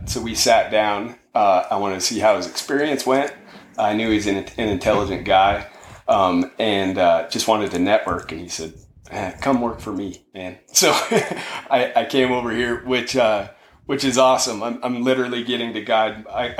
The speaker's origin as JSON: {"language": "English", "area": "Sweetwater Creek", "region": "Colorado", "country": "United States", "tie": "born or raised there", "said": "I grew up here locally on Sweetwater Creek."}